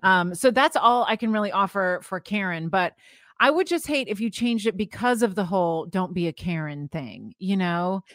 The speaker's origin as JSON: {"language": "English", "town": "St. Petersburg", "region": "Florida", "country": "United States", "tie": "born or raised there", "said": "I grew up in Saint Petersburg, Florida"}